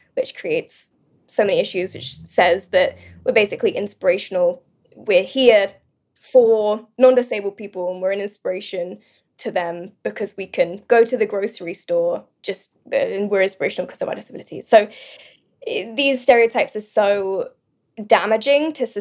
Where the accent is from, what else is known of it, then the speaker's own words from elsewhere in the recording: United Kingdom; moved away as an adult; also born or lived in London; now in Los Angeles, United States; I'm British originally, now